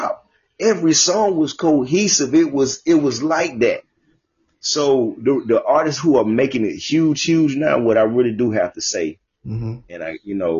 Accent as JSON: {"language": "English", "town": "Jacksonville", "region": "Florida", "country": "United States", "said": "I'm from Jacksonville."}